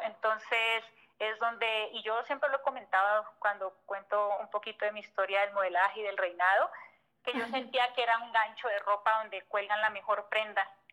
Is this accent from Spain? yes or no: no; Colombia; moved away as an adult; now in Mexico; Yo siempre digo que soy colombiana de nacimiento, pero de corazón mexicano